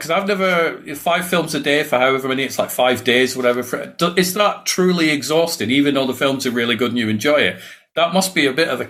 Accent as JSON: {"language": "English", "region": "Scotland", "country": "United Kingdom", "moved": "yes", "lives_now": "England", "said": "No, well, originally I'm from Scotland. So I'm from Fife, but I moved down to England many, many years ago. So I've got like a mongrel accent."}